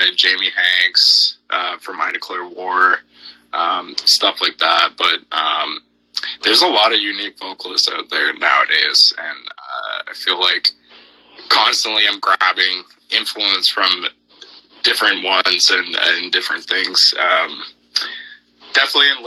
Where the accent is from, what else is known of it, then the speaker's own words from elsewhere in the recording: Southern Ontario, Canada; we're from Southern Ontario, which is, like, the most populated place in Canada